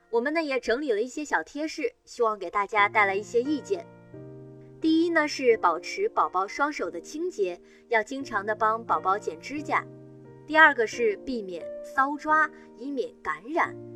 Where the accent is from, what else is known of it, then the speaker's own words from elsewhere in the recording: northern China, China; now in southern China; 我是北方人，现在在南方生活